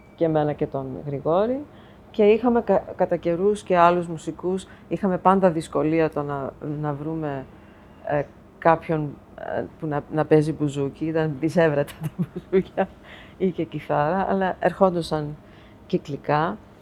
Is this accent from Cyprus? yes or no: no; New York City, New York, United States; moved away as an adult; now in Greece; εγώ μεγάλωσα στην Αστόρια της Νέας Υόρκης που ήταν η ελληνική συνοικία.